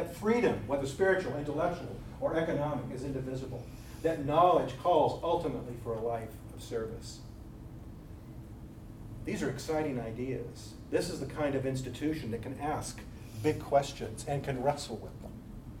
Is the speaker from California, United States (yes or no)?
yes; Bakersfield, California, United States; being born and raised in Bakersfield